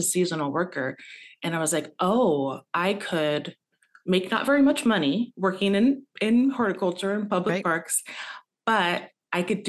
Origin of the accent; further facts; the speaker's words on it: Tacoma, Washington, United States; I was born and raised in Tacoma, Washington